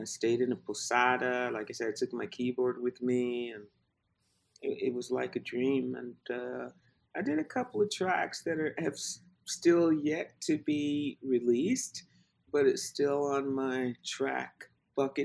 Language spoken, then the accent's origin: English; Louisville, Kentucky, United States; also born or lived in Jackson, Mississippi / London / New Orleans; now in Atlanta, United States; So we went to Louisville, and I was raised in Louisville, Kentucky.